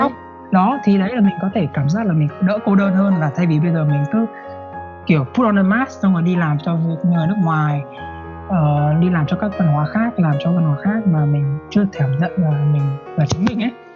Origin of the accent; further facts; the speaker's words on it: Vietnam; moved away; cùng cái quê của mình quê quán của mình